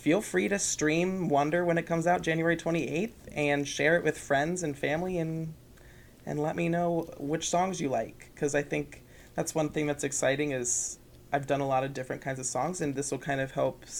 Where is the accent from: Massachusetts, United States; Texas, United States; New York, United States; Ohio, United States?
Ohio, United States; Dayton; moved away as an adult; now in Grand Rapids, United States; one in Dayton, my hometown in Ohio